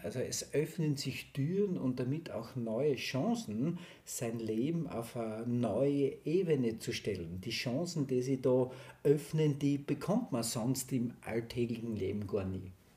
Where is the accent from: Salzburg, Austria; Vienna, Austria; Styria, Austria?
Styria, Austria; southern; ich komme aus der Steiermark, Südsteiermark